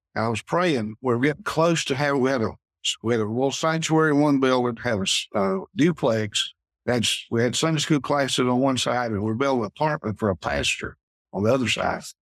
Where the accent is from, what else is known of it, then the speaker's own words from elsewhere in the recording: Pickens, South Carolina, United States; in church I grew up in Mountain Grove Baptist up above Pickens